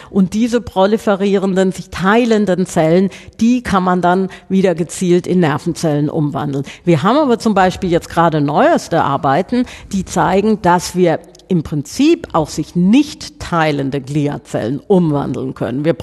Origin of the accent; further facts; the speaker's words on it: Southern Germany, Germany; das auseinanderzufieseln, wie man bei uns in Süddeutschland sagt.